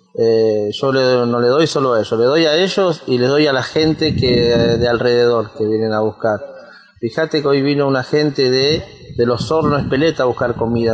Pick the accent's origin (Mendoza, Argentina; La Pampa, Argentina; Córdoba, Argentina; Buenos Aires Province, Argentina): Buenos Aires Province, Argentina; Quilmes; soy de Quilmes Oeste